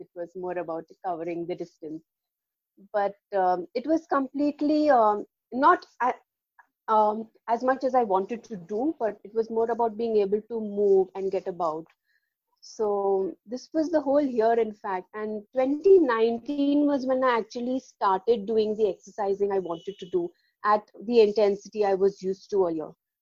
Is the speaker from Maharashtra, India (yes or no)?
yes; Mumbai, Maharashtra, India; I'm from Mumbai in India